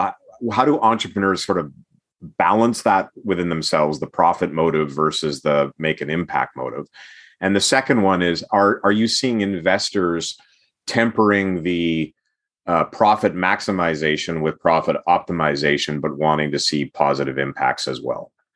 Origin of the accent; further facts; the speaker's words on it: Edmonton, Alberta, Canada; I grew up in Edmonton during the heyday of the Edmonton Oilers